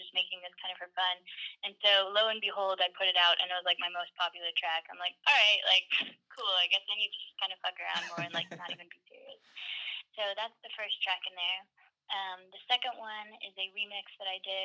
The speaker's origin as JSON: {"language": "English", "town": "Dallas", "region": "Texas", "country": "United States", "tie": "born or raised there", "said": "I was born and raised essentially in Dallas, Texas"}